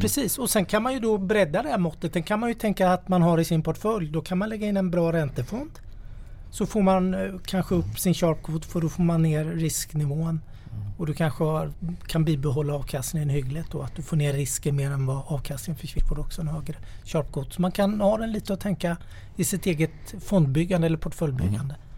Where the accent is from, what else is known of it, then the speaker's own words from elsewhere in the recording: Småland, Sweden; Jag är ju smålänning i grunden